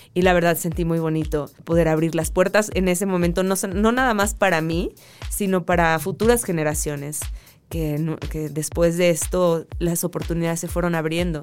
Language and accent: Spanish; Mexico; no tenía look de total mexicana